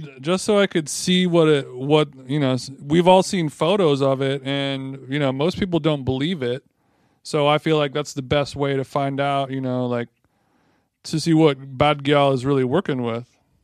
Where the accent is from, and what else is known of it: Huntington Beach, California, United States; born or raised there